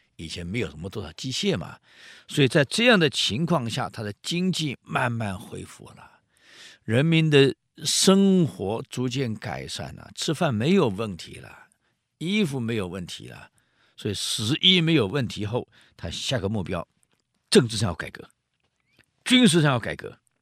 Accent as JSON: {"language": "Chinese", "country": "Taiwan", "said": "我们台湾"}